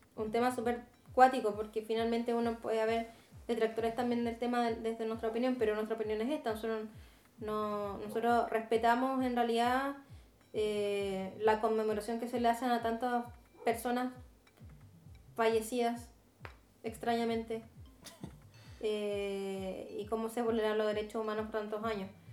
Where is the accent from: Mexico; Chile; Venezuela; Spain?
Chile; somos todos chilenos.